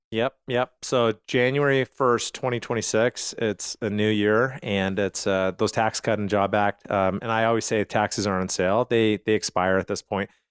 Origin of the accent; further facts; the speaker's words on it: Calgary, Alberta, Canada; I grew up in Canada